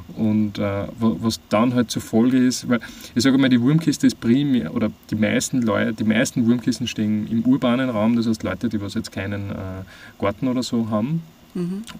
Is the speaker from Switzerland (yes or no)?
no; Austria; moved away as an adult; also born or lived in Vienna; ich bin ähm, am Land aufgewachsen und bin dann in die Stadt gezogen, nach Wien